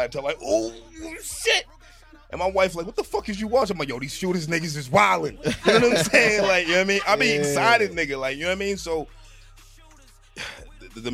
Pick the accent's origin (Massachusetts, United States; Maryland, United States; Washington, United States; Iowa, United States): Massachusetts, United States; Boston; I'm a Mattapan nigga